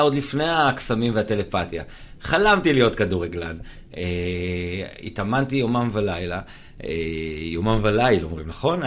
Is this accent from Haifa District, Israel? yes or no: yes; Kiryat Ata, Haifa District, Israel; גדלתי בקריית אתא